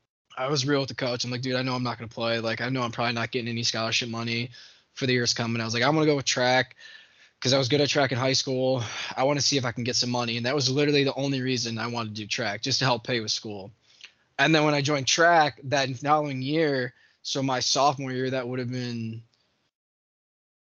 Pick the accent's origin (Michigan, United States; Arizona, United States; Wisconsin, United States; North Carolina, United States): Michigan, United States; Pinckney; I grew up in Pinckney, right outside Hell, Michigan